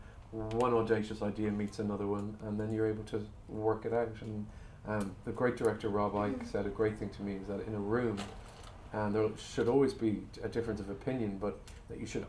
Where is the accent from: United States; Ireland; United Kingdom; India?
Ireland; I'm an Irish person